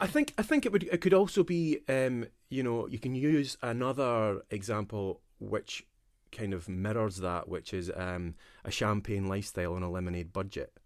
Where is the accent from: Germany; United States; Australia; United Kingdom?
United Kingdom; Dundee, Scotland; I'm from the East Coast, and we don't have that in Dundee